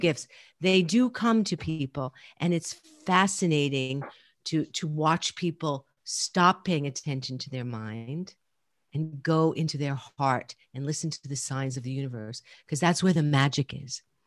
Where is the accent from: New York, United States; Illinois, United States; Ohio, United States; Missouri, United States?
New York, United States; New York City; I grew up in Brooklyn and Queens, right? So I'm definitely a New Yorker